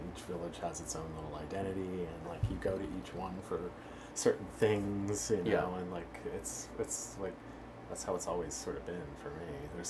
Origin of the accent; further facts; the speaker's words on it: outside of Philly, Pennsylvania, United States; also born or lived in San Francisco; now in Los Angeles, United States; Yeah, I grew up outside of Philly.